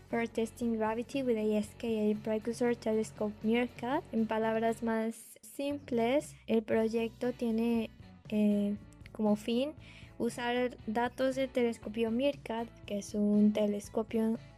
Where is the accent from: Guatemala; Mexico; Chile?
Mexico; Chiapas; now in Manchester, United Kingdom; tengo 26 años de edad, soy originaria del estado de Chiapas y actualmente me, encuentro cursando el primer año de doctorado en la Universidad de Manchester en Inglaterra.